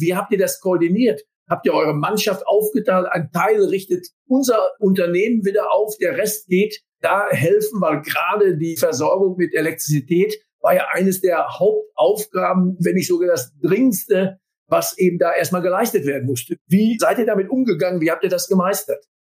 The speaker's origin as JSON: {"language": "German", "area": "Sauerland", "region": "North Rhine-Westphalia", "country": "Germany", "said": "als absoluter stocksteifer Sauerländer"}